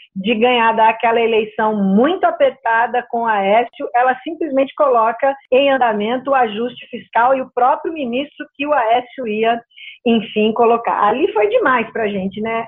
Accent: Brazil; Nós que somos brasileiros

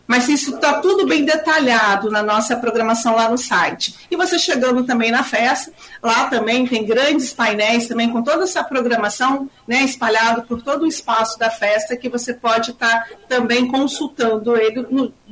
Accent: Rio de Janeiro, Brazil; now in São Paulo, Brazil; eu sou uma migrante do vim do Rio de Janeiro e estou em São Paulo hoje.

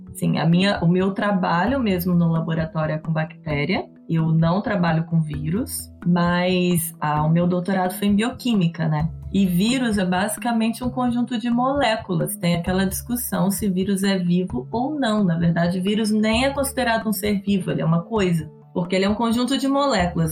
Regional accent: interior of Rio de Janeiro, Brazil; moved away as an adult; also born or lived in Minas Gerais; now in São Paulo, Brazil; Eu sou mineira, mas fui criada no interior do Rio

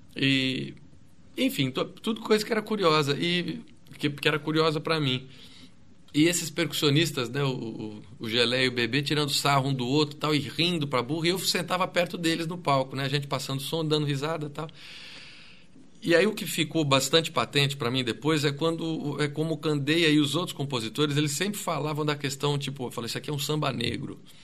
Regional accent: São Caetano do Sul, São Paulo, Brazil; eu sou lá do, do ABC, eu sou de São Caetano

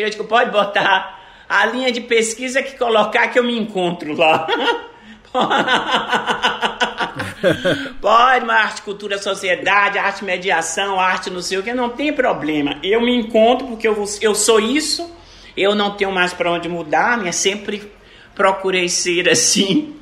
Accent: Brazil; eu sou brasileira

